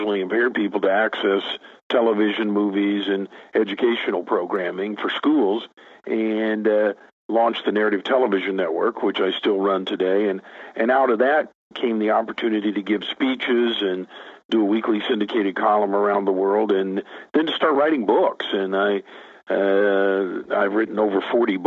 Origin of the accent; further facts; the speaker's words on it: Tulsa, Oklahoma, United States; I was born and raised in Tulsa, Oklahoma, where I still make my home today.